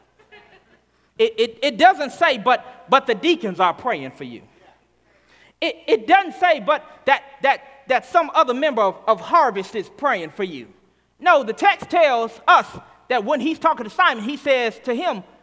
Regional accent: Arkansas, United States; moved away; I'm from Arkansas originally, and so I grew up in the South Black Baptist Church

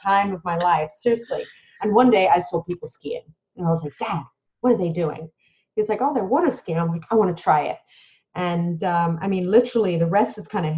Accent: Dubai, United Arab Emirates; I was born in Dubai in the United Arab Emirates.

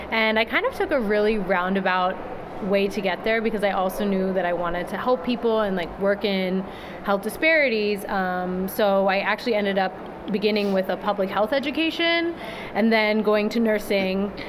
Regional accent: California, United States; now in New York City, United States; I'm originally from California

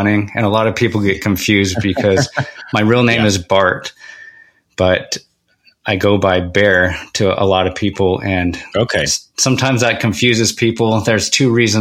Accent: Oakley, Utah, United States; also born or lived in Salt Lake City, Utah; now in American Fork, United States; I was born in Salt Lake City, but we moved to Oakley, Utah, which is a farm town. At the time there was about 700 people in the town.

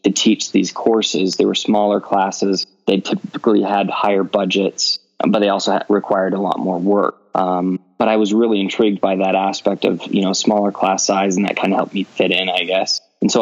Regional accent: Rigby, Idaho, United States; now in Idaho Falls, United States; I grew up in Rigby, Idaho. It's a small farming town, not far from Idaho Falls

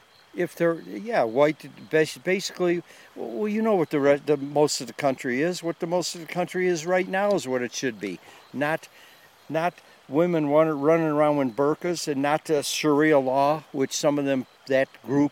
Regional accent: Chicago, Illinois, United States; Chicago area.

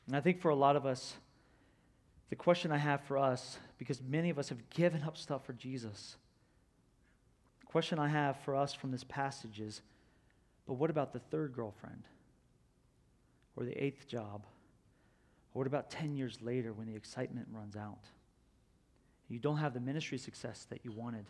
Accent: Florida, United States; I'm from Florida

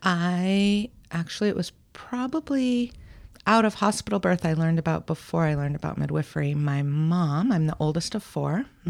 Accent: Newport, Rhode Island, United States; now in Portland, United States; I was born at a naval hospital in Newport, Rhode Island

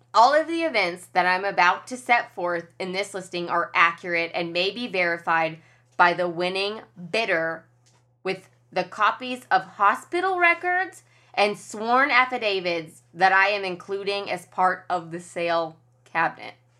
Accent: Kentucky, United States; I'm from Kentucky and I live in Kentucky

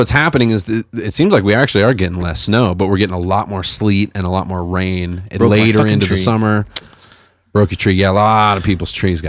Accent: Fresno, California, United States; now in Colorado, United States; I'm from Fresno, California.

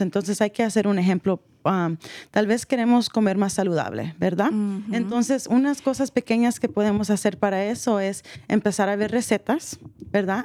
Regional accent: El Salvador; yo como salvadoreña

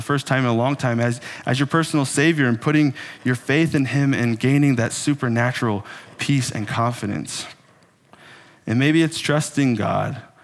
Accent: Texas, United States; moved away as an adult; now in Minnesota, United States; I was born in the amazing paradise that some people call Texas. And I grew up in Texas

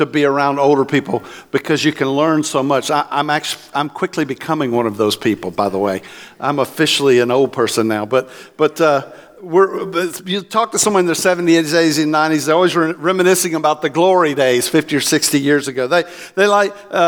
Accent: Florida, United States; also born or lived in Oklahoma / Land O'Lakes, Florida; I'm from Florida

